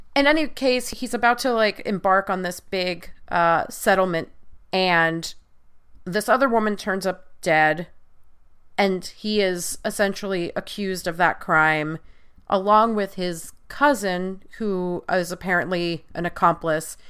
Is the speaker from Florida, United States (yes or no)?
no; Long Island, New York, United States; I'm originally from Long Island.